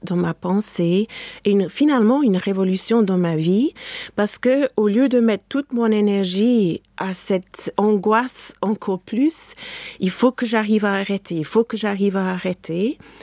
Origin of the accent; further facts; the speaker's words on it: England, United Kingdom; French is a second language; now in France; mon pays natal, l'Angleterre